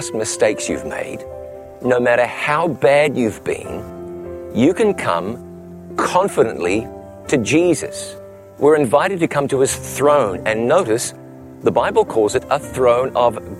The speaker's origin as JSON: {"language": "English", "town": "Ngaruawahia", "region": "Waikato", "country": "New Zealand", "tie": "born or raised there", "moved": "as an adult", "said": "my hometown of Ngarawahia, New Zealand. Growing up here"}